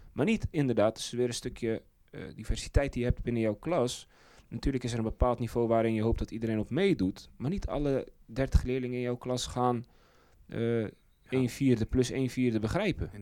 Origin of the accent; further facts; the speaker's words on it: Zeist, Utrecht, Netherlands; bij ons in Zeist